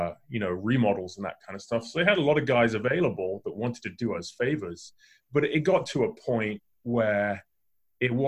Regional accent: England, United Kingdom; moved away; I grew up in England

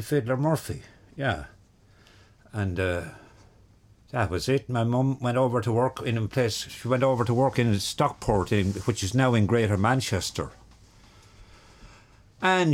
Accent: Ireland; also born or lived in Liscannor, County Clare; now in County Clare, Ireland; I am from Wexford.

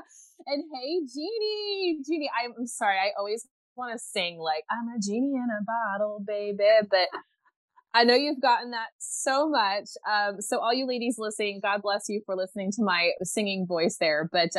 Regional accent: United States; moved away as an adult; now in Belgium; So even though you'll be able to tell I'm not from where I actually live, I am an American mama currently living in Belgium. So yeah, ik spreek een beetje Nederlands, which means I can speak a little Dutch

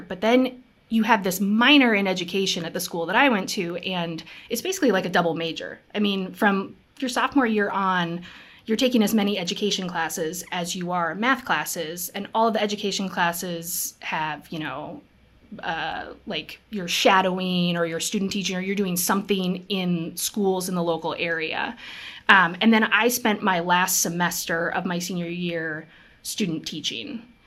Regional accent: Minnesota, United States; also born or lived in Seattle, Washington; I was born in Seattle. We moved to Minnesota, to this teeny tiny town

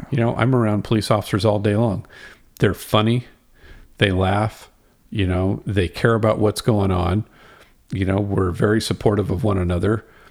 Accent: Houston, Texas, United States; I grew up in Houston and I was probably ten or twelve years old

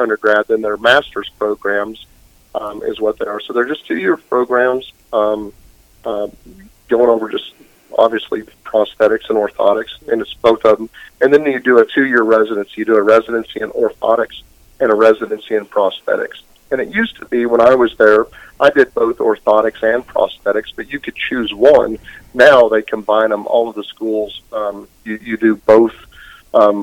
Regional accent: West Texas, United States; also born or lived in Scottsdale, Arizona; I grew up in a little town. I was born in Scottsdale, and then we moved to West Texas when I was five.

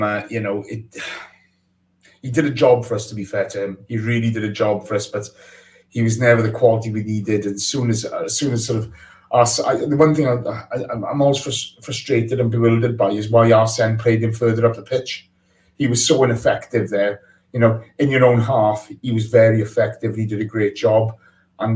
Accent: Ammanford, Wales, United Kingdom; I'm from Armenford, okay? It's a very different part of the world to Cardiff.

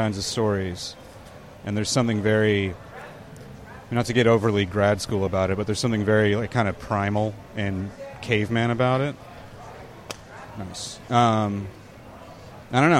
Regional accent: San Diego, California, United States; also born or lived in Walnut, California / Alpine, California; I grew up in San Diego, California, and I consider myself a San Diegan, but I was actually born not far from where we're standing right now, in Walnut, California, and spent most of my childhood there. We moved to San Diego when I was 12

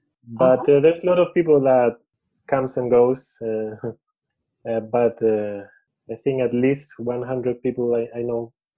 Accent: Chile; also born or lived in Santiago, Chile; I'm a devotee from Chile, South America. I live in Santiago.

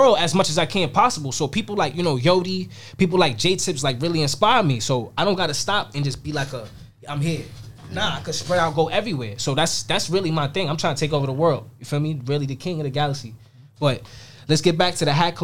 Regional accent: New York City, New York, United States; I'm a nobody from Queens.

